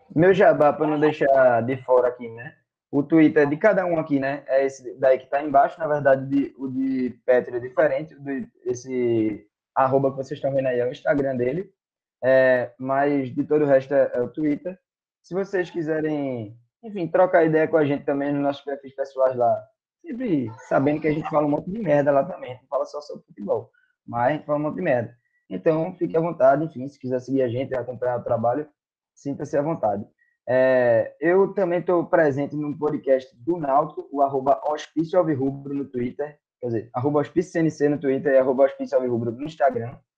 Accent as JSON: {"language": "Portuguese", "town": "Recife", "region": "Pernambuco", "country": "Brazil"}